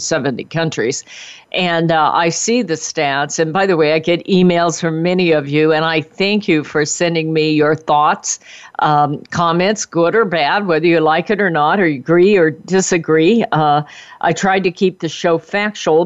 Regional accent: United States; I was born in America. I've had the good life of America.

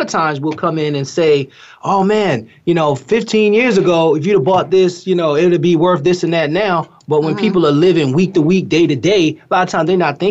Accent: Newburgh, New York, United States; I'm from Newburgh, New York.

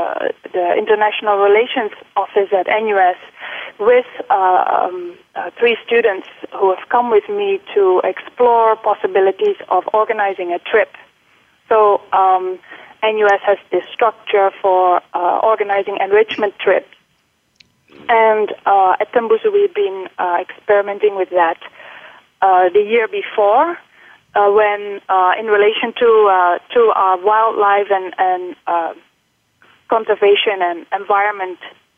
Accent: Netherlands; English is a second language; moved away as an adult; also born or lived in United Kingdom; now in Singapore; So I am Dutch, and I've lived for 23 years in the Netherlands. And then I went for my graduate studies to the UK, where I've stayed for 8 years, and this is now coming up to my 10th year in Singapore.

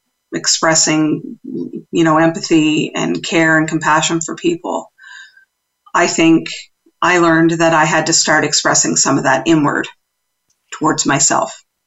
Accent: East Coast, United States; accent: East Coast; Well, now there's my East Coast accent coming out for those who are listening.

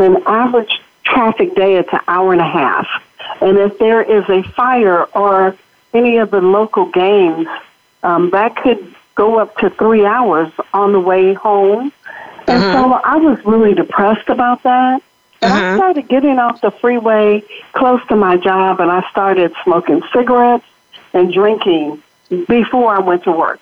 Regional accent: Los Angeles, California, United States; I'm born and raised in Los Angeles

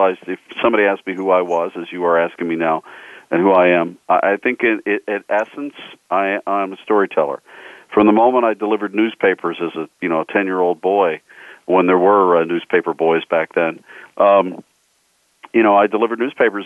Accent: Pittsburgh, Pennsylvania, United States; I grew up just outside of Pittsburgh

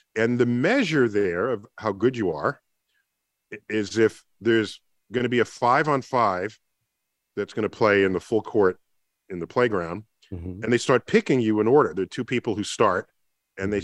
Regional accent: New York City, New York, United States; I grew up in the Bronx

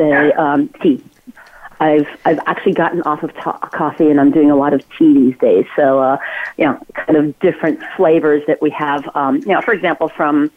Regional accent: Ulm, Baden-Württemberg, Germany; now in West Coast, United States; Albert Einstein is from my hometown in Germany

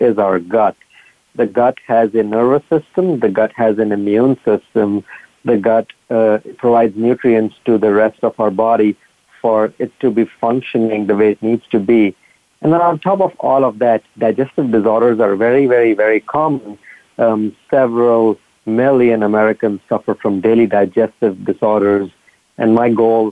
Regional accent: northern India, India; moved away as an adult; also born or lived in San Diego, United States; now in Rochester, United States; I grew up in India, in northern India, and went to medical school in India

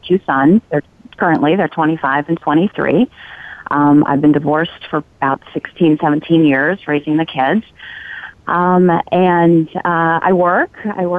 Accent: California, United States; now in Oregon, United States; I'm a transplant. I'm not from Oregon. I'm from California

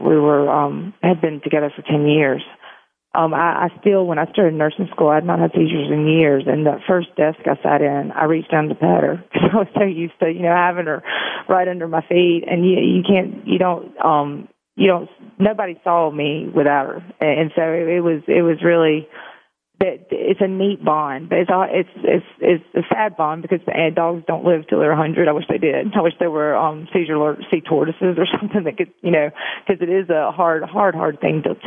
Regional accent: Meridian, Mississippi, United States; I grew up in Meridian and went to nursing school in Meridian

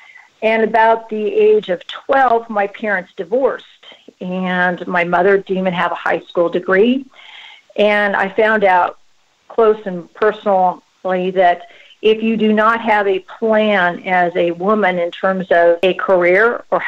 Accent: West Coast, United States; Well, Elise, I've been in the business for about 25 years, born and raised on the West Coast.

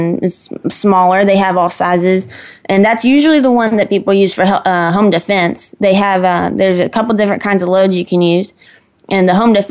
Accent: Texas, United States; also born or lived in Kansas; I was born in Kansas, but they got me to Texas as soon as they could. So we moved here pretty quick. I came when I was probably 5 or 6.

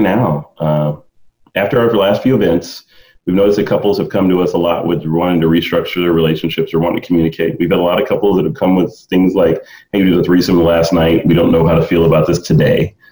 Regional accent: the South, United States; growing up in the South

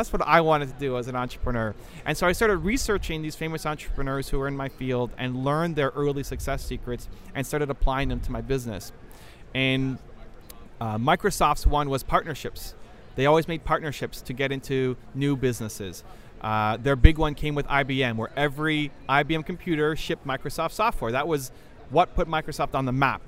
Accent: Toronto, Ontario, Canada; I am from Toronto, Canada

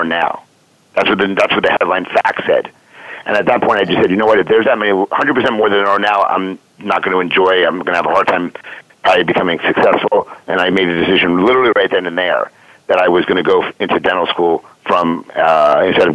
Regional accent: New York, United States; moved away as an adult; now in Philadelphia, United States; I was born and raised in New York.

